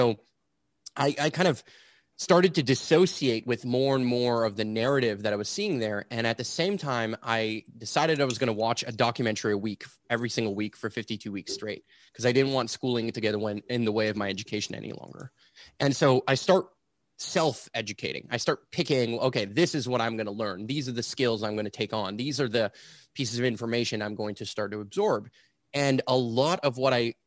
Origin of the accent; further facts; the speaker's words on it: Montreal, Quebec, Canada; I'm here and born and raised in Montreal, Quebec, which is where I'm still based out